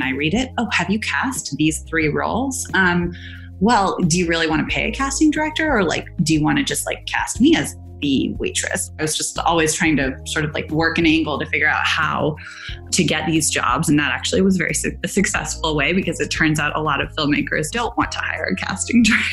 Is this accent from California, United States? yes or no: yes; Silicon Valley, California, United States; I grew up in Silicon Valley